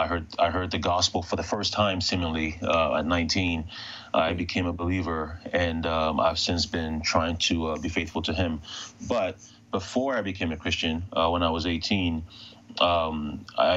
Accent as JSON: {"language": "English", "country": "Ghana", "tie": "born or raised there", "moved": "yes", "said": "I was born in West Africa, particularly Ghana"}